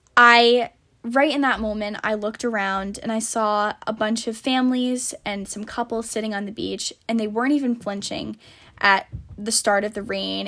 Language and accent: English; Warwick, Rhode Island, United States; also born or lived in Narragansett, Rhode Island / Fairfield, Connecticut; I grew up in Warwick